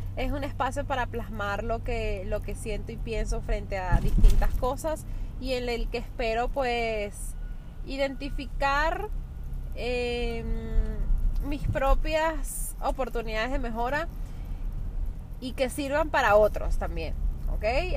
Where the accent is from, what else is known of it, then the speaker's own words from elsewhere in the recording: Venezuela; now in New York, United States; soy una venezolana, con todo lo que eso implica actualmente, viviendo en Nueva York